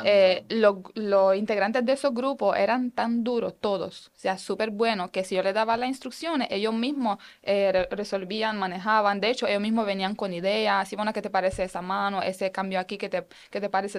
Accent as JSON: {"language": "Spanish", "country": "Romania", "second_language": "Spanish", "moved": "yes", "lives_now": "Puerto Rico", "said": "vengo de allá"}